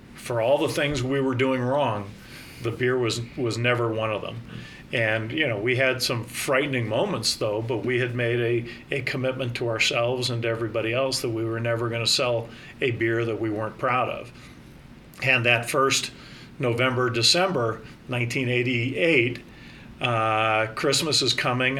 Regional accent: Northern California, United States; moved away as an adult; also born or lived in Salt Lake City / Sacramento; now in Bend, United States; I grew up in Northern California

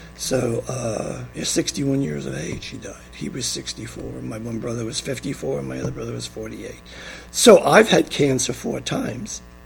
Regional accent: New York City, New York, United States; also born or lived in Long Island, New York; I was born in Flushing, New York on December 21st, 1942

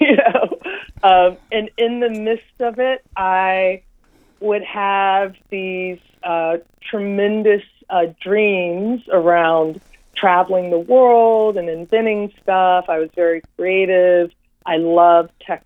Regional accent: Washington, District of Columbia, United States; I was born and raised in Washington, D.C.

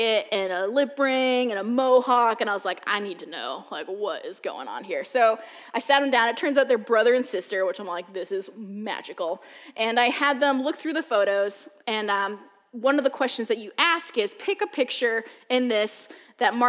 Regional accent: New Hampshire, United States; moved away as an adult; I'm a New Englander. I was born in New Hampshire

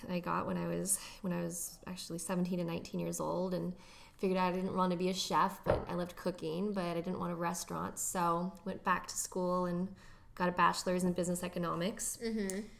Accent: Santa Barbara, California, United States; I grew up in the best city ever, Santa Barbara, California.

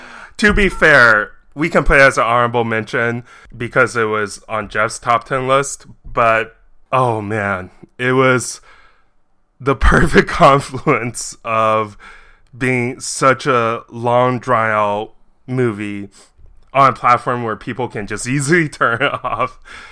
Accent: China; I was born in China, and this movie was actually filmed in my hometown in China

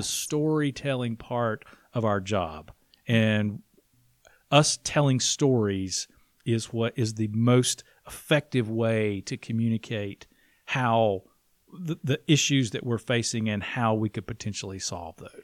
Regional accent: Blue Ridge, South Carolina, United States; I am from Blue Ridge

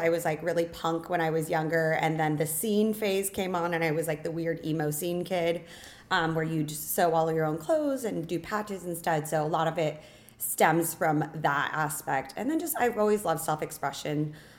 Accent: Lake Havasu City, Arizona, United States; moved away as an adult; now in Las Vegas, United States; I've lived here since I was 18, but I grew up in Lake Havasu, Arizona

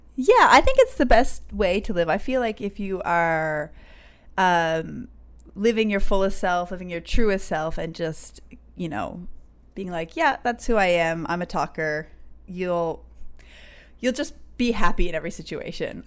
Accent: St. John's, Newfoundland and Labrador, Canada; also born or lived in Conception Bay South / Burkina Faso; I'm from Newfoundland. I grew up, uh, kind of a split between C B S, Conception Bay South, and then in Saint John's.

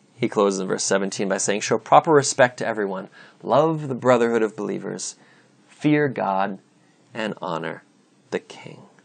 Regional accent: United States; I'm an American citizen

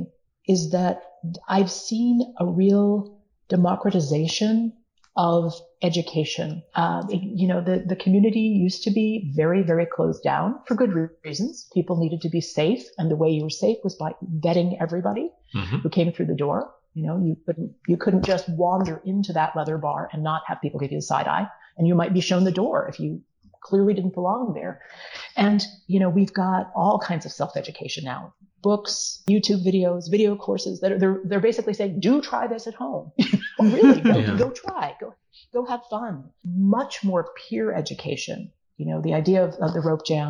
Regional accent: United States; at least here in the United States

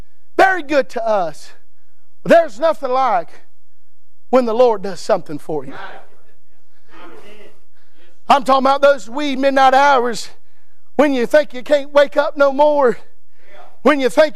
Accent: United States; I was born in the United States of America to a mom and dad who loved God.

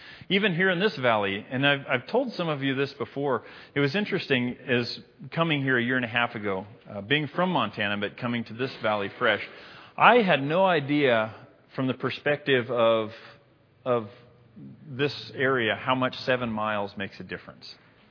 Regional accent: Libya; I said, fellas, no, I'm from Libya. I can't rock mint green.

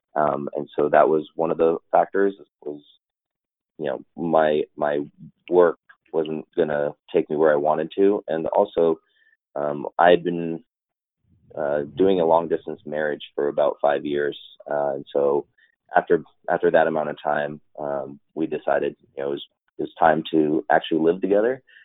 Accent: Los Angeles, California, United States; moved away as an adult; I grew up in Los Angeles

